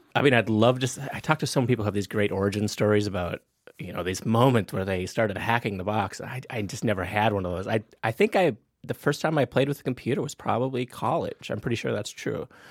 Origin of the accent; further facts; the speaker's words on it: Napoleon, North Dakota, United States; moved away; I grew up in a really small town, a remote little place called Napoleon, North Dakota